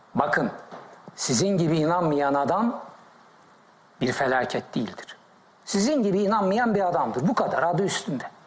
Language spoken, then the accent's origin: Turkish; Black Sea Region, Turkey; moved away; also born or lived in Heybeliada, Istanbul; Ben Karadeniz çocuğuyum